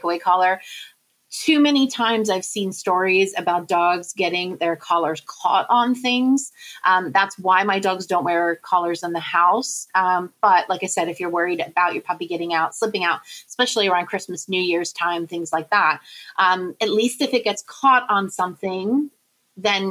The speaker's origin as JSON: {"language": "English", "country": "United Kingdom", "said": "I am a British citizen, dual citizenship"}